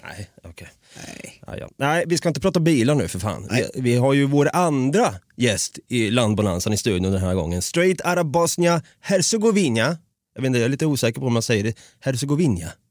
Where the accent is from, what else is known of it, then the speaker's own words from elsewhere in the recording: Norrköping, Östergötland, Sweden; accent: Östgötska; now in Stockholm, Sweden; jag är ju uppvuxen på en gata i Norrköping